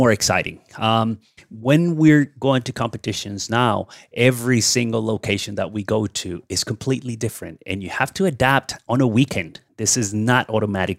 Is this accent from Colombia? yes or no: yes; Cali, Valle del Cauca, Colombia; here in Cali, my hometown